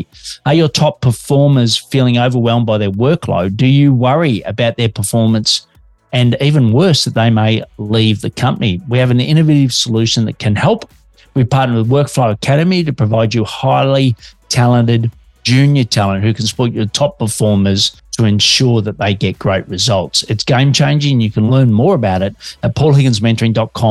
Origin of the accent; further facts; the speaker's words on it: Australia; Detecting an accent, I'm an Aussie working globally from Melbourne, Australia.